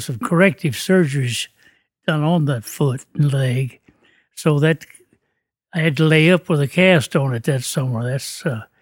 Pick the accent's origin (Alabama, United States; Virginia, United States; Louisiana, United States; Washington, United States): Virginia, United States; Shenandoah Valley; I was raised up in the Shenandoah Valley, Virginia, right in the heart of the valley, near the foot of the Blue